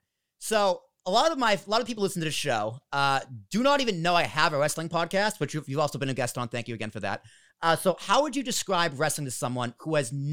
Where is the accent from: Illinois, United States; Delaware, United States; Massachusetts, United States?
Massachusetts, United States; Boston; now in Hoboken, United States; I grew up in Boston. I live in Hoboken now. I've been here for 5 years.